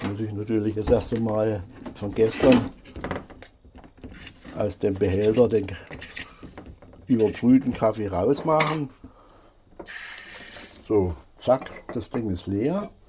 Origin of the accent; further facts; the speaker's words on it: Thuringia, Germany; now in Berlin, Germany; ich bin nun schon so fast 25 Jahre hier in Berlin. Ich komme aus Thüringen, aus einer kleinen Kreisstadt bei Salzungen